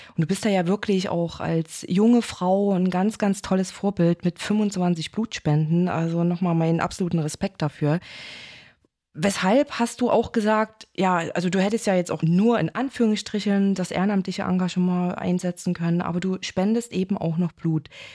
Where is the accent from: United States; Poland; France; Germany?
Germany; Chemnitz, Saxony; als gebürtige Chemnitzerin